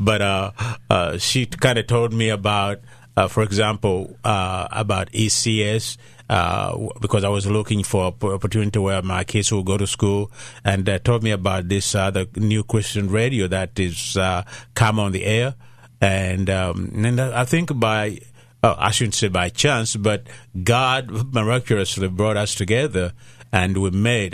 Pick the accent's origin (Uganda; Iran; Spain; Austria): Uganda; first language Luganda; English is a second language; moved away; I was born in Uganda